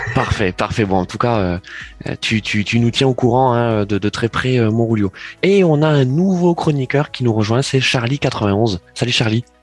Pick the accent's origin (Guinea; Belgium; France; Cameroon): France; en tant que Français.